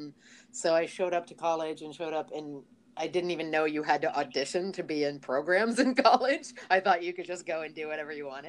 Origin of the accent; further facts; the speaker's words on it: Ohio, United States; moved away as an adult; now in New York, United States; growing up in Ohio in the 80s